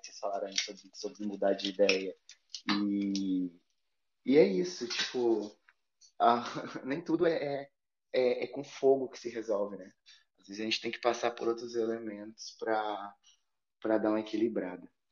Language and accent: Portuguese; Bahia, Brazil; moved away; also born or lived in Europe; sou baiano e, e sou filho da Oxum